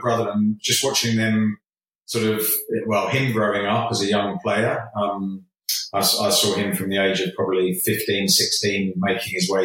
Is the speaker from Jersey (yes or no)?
yes; Jersey; moved away as an adult; growing up in Jersey and playing amateur football till I was 18